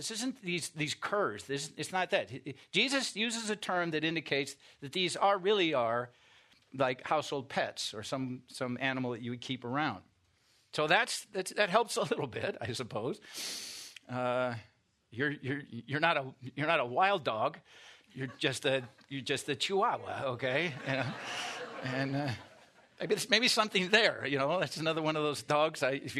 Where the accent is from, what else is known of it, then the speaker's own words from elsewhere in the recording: Iowa, United States; I mean, I grew up in Iowa, not on a farm, but near farmland, and we had dogs, okay?